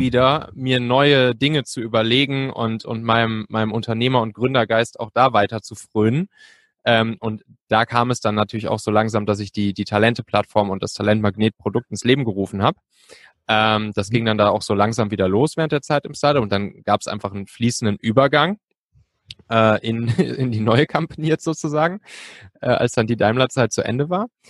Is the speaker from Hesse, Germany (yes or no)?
no; Cologne area, North Rhine-Westphalia, Germany; now in Hamburg, Germany; ich bin eigentlich ursprünglich Rheinländer, so aus der Kölner Gegend